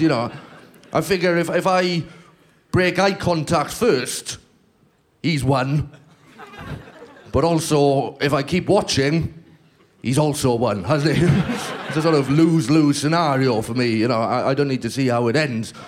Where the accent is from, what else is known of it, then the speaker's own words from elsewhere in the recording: Welsh, Wales, United Kingdom; I'm Welsh